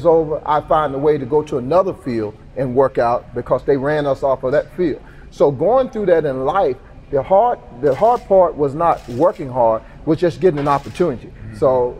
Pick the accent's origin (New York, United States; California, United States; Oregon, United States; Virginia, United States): Virginia, United States; Emporia; The good thing about growing up in Emporia, Virginia, there's not a lot of office jobs around here. So we grew up working hard.